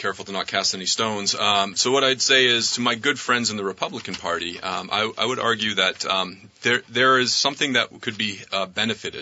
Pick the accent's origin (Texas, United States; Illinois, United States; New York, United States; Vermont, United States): Vermont, United States; I grew up in Vermont